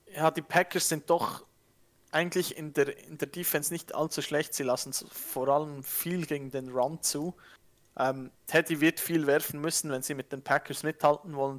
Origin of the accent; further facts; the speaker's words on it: Switzerland; accent: Swiss; Ich bin am, am Dialekt her, ich bin Schweizer